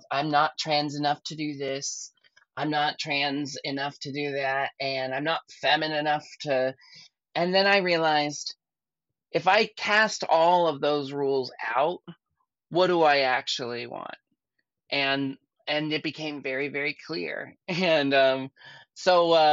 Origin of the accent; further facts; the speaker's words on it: Portland, Oregon, United States; I grew up in Portland